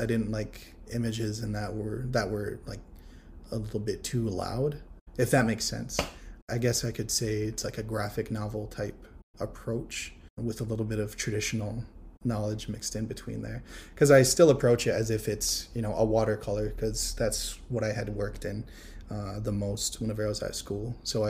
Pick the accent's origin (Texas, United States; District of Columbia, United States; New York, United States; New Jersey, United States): New York, United States; Akwesasne; I am of the Akwesasne Mohawk Nation. I was raised in Akwesasne, and I'm a big ol' nerdy artist, big ol' native nerd over here.